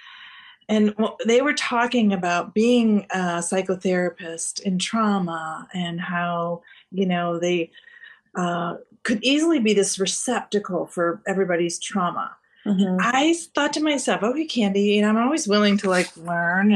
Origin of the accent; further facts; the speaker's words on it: Canada; I am a dual citizen. So I'm Canadian